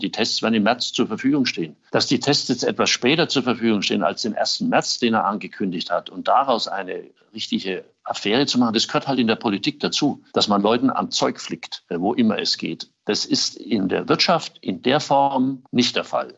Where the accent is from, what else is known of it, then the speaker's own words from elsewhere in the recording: Erlangen, Bavaria, Germany; in Erlangen, in meiner Heimatstadt